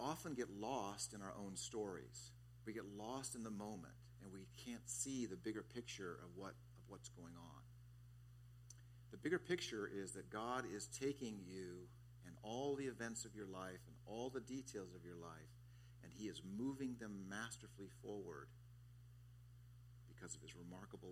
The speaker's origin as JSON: {"language": "English", "region": "Southern California", "country": "United States", "tie": "born or raised there", "moved": "yes", "lives_now": "Kailua, United States", "said": "As a kid growing up in Southern California"}